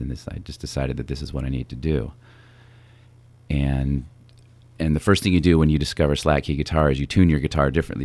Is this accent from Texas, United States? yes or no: no; Napa, California, United States; also born or lived in San Francisco; We grew up together here in Napa